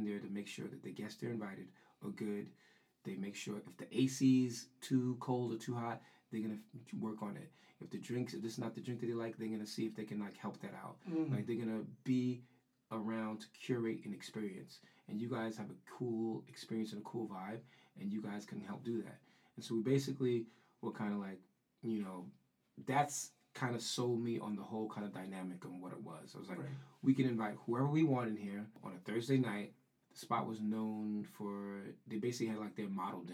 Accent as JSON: {"language": "English", "town": "New York City", "region": "New York", "country": "United States", "said": "I'm from the Bronx."}